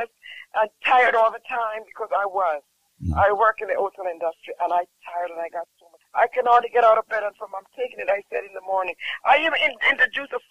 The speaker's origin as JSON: {"language": "English", "country": "Jamaica", "said": "I'm from Jamaica. And I honestly tell you, sometimes as a Jamaican"}